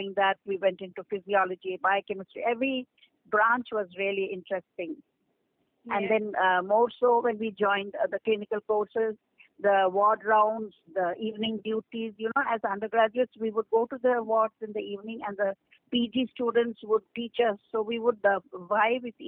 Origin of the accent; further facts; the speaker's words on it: Odisha, India; We grew up in Orissa